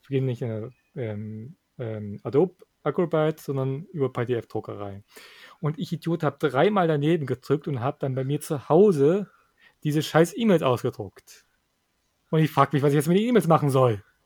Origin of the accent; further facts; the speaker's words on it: Thuringia, Germany; bei uns in Thüringen